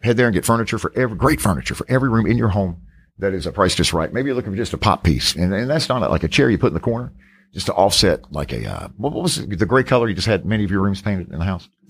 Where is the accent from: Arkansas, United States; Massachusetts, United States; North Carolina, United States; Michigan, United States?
North Carolina, United States; Charlotte; just outside of, uh, of Charlotte, North Carolina, my hometown.